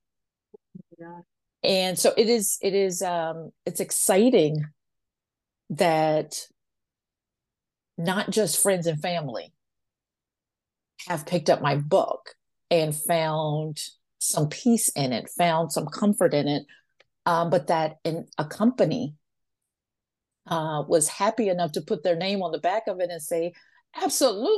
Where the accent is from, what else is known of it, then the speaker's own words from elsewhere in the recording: Washington, District of Columbia, United States; I'm a fourth generation Washingtonian